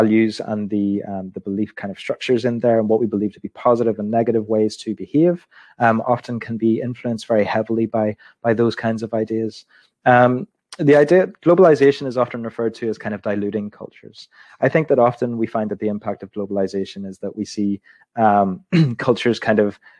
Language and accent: English; Belfast, Northern Ireland, United Kingdom; I was born in Belfast in 1987 in the city hospital